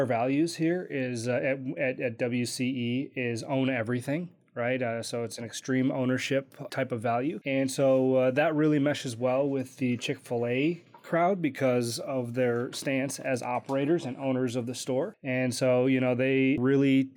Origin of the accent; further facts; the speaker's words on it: Kenosha, Wisconsin, United States; moved away as an adult; also born or lived in Hollywood; I grew up in Kenosha, Wisconsin.